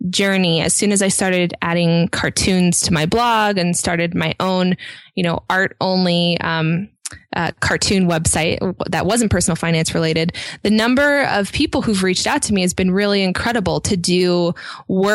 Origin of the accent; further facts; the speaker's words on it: a little bit north of Seattle, Washington, United States; I grew up a little bit north of Seattle